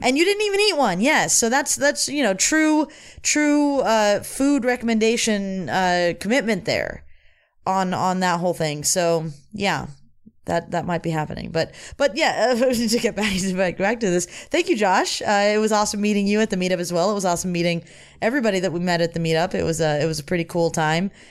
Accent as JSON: {"language": "English", "town": "Los Angeles", "region": "California", "country": "United States", "said": "I'm from Van Nuys. I love Van Nuys."}